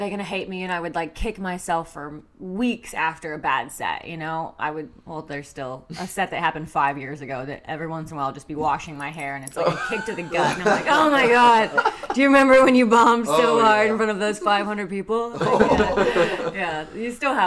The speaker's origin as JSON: {"language": "English", "town": "Kansas City", "country": "United States", "moved": "as an adult", "lives_now": "Los Angeles, United States", "said": "I'm a huge Chiefs fan. I'm from Kansas City"}